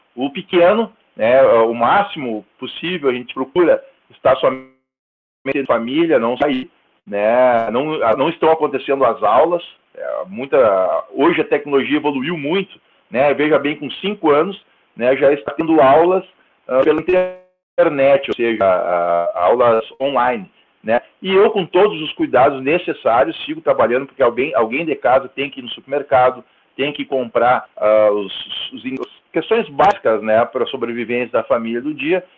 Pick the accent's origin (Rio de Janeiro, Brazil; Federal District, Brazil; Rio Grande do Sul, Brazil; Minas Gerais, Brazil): Rio Grande do Sul, Brazil; Santo Ângelo; also born or lived in Cerro Largo; Eu sou nascido eh, em Cerro Largo, e no ano de 1980, na mesma cidade que tu, Giovanni, somos conterrâneos, uh, vim para Santo Ângelo, nem cheguei a morar em Santo Ângelo, vim para Santo Ângelo em 1985